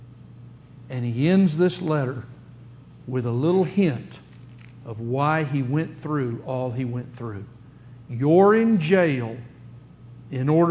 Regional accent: United States; Here we sit as American Christians

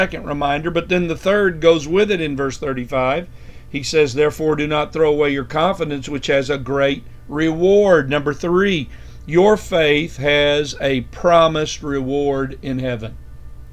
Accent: United States; as American Christians

